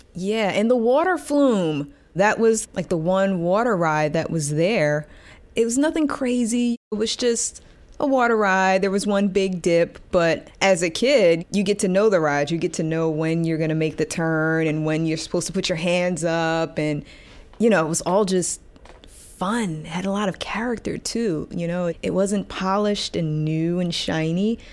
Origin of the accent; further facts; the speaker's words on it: New York City, New York, United States; I grew up in Gravesend Housing Projects